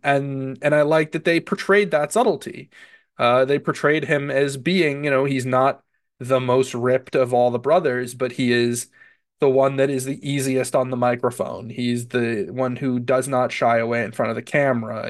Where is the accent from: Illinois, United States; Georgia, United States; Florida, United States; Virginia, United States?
Florida, United States; Central; growing up in Florida